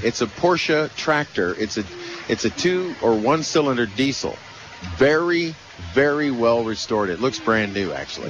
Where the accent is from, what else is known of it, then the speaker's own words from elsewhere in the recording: California, United States; I was born in California.